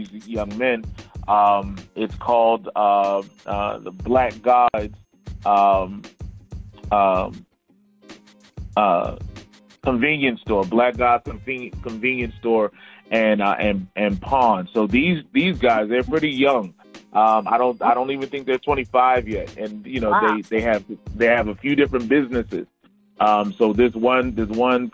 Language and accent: English; Philadelphia, Pennsylvania, United States; also born or lived in South Carolina; now in Columbia, South Carolina, United States; I don't have a twang, so I'm originally from Philadelphia